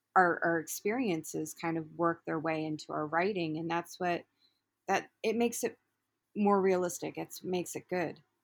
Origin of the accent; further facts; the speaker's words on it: Baltimore, Maryland, United States; moved away as an adult; I'm originally from Baltimore, and I ended up relocating up here due to relationship also